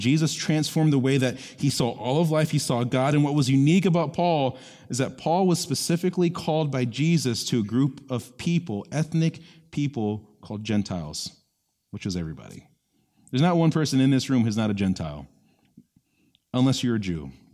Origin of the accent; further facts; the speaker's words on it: Orlando, Florida, United States; I grew up in East Orlando